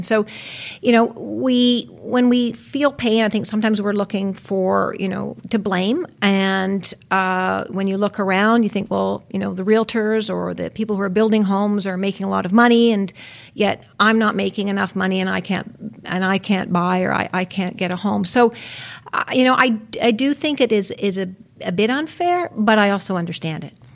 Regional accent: West Vancouver, British Columbia, Canada; I was born in Vancouver. I was actually raised on the North Shore in West Vancouver

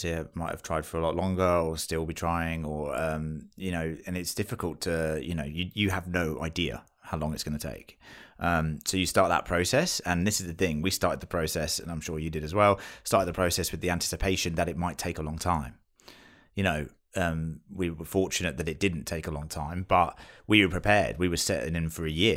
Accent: United Kingdom; accent: British; moved away as an adult; now in Australia; I am British, you can tell from this accent, I'm sure

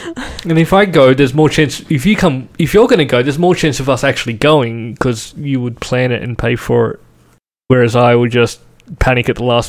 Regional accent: Sydney, New South Wales, Australia; Growing up in Western Sydney

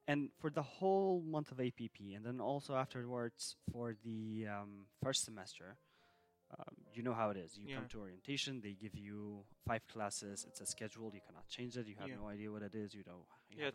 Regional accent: Sulaymaniyah, Kurdistan Region, Iraq; So I'm from Slemani originally.

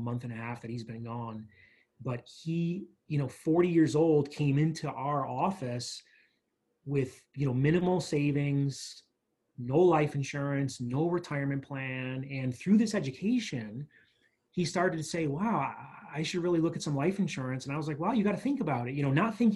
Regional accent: New York, United States; now in Tucson, United States; growing up in New York and kind of living different places

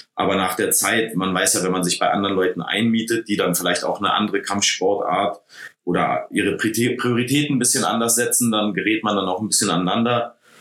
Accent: Berlin, Germany; also born or lived in San Diego / Los Angeles; ich komme aus Berlin

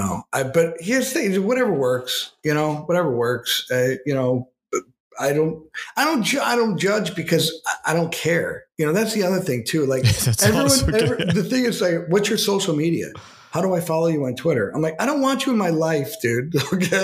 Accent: Western New York, United States; my hometown in Western New York

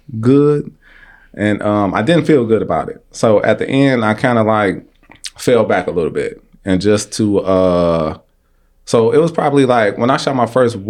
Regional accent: Detroit, Michigan, United States; I'm from Southwest Detroit. So born and bred there, grew up in the River Rouge Housing Project

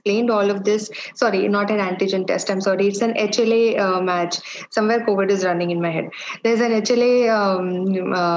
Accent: India; I am an Indian woman, Indian Catholic woman

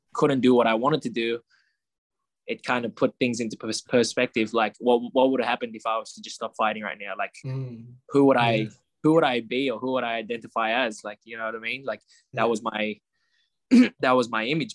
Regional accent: Australia; the chance to grow up in Australia

